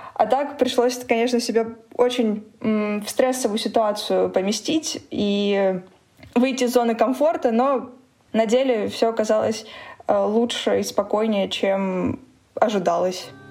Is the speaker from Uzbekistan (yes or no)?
no; Donetsk, Donetsk Oblast, Ukraine; moved away as an adult; also born or lived in Moscow; now in Berlin, Germany; Я из Донецка